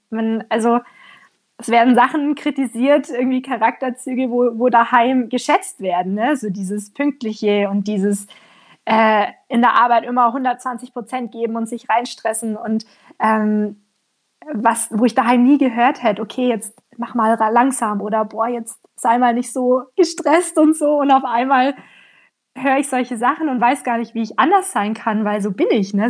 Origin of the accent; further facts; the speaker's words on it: Allgäu, Bavaria, Germany; moved away as an adult; also born or lived in Canada; now in Australia; Ich komme ja auch aus dem Allgäu, ganz unten